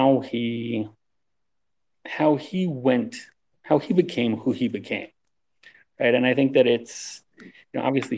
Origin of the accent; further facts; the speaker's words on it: Baltimore, Maryland, United States; moved away; I'm from Baltimore